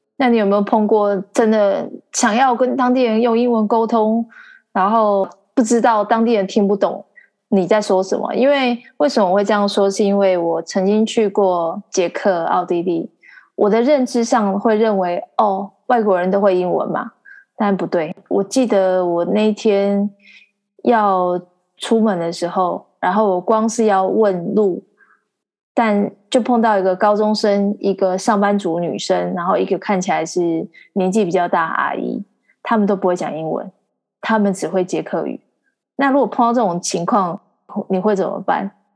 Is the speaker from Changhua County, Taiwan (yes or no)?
yes; Xihu, Changhua County, Taiwan; 我的老家西湖，然后还有附近的浦岩啊、浦新啊这些地方